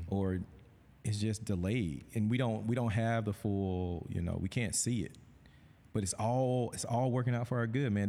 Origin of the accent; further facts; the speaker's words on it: Thomaston, Georgia, United States; moved away as an adult; I'm from Thomaston, Georgia. I, when I graduated high school, I wanted to get as far away from Thomaston, Georgia as I possibly could